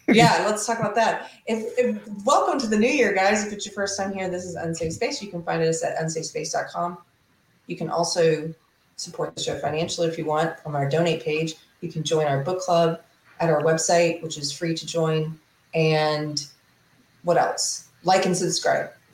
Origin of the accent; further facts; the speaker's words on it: South Carolina, United States; now in Texas, United States; I'm from South Carolina.